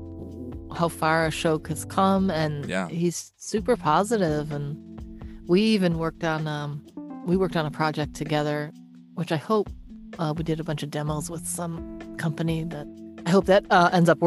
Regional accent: Detroit, Michigan, United States; also born or lived in New York; now in Los Angeles, United States; I'm from Detroit and I hadn't been home in 2 years.

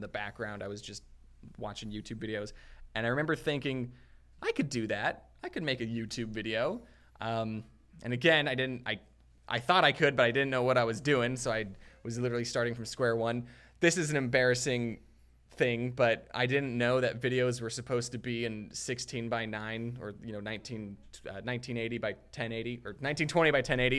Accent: Arizona, United States; moved away as an adult; also born or lived in Utah; I grew up in Arizona

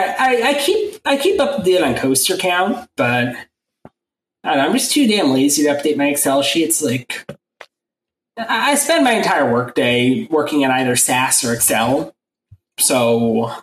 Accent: New York, United States; I'm from New York

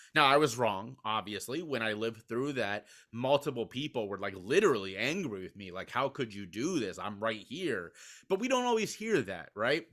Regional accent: Cincinnati, Ohio, United States; my hometown of Cincinnati, Ohio.

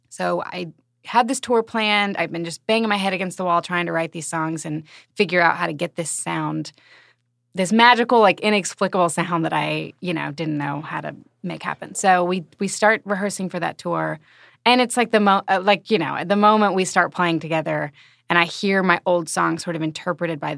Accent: Alabama, United States; now in Kansas City, United States; I'm from Alabama.

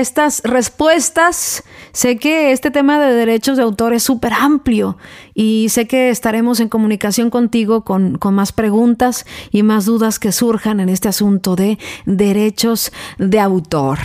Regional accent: Mexico; now in United States; soy mexicana, pero eh, radico en Estados Unidos

